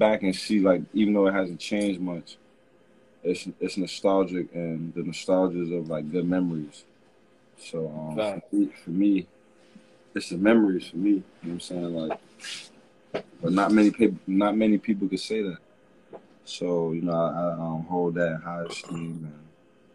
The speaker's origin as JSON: {"language": "English", "town": "Mount Vernon", "region": "New York", "country": "United States", "tie": "born or raised there", "moved": "as an adult", "said": "as like a young kid growing up in Mount Vernon, and like being on the borderline of the Bronx"}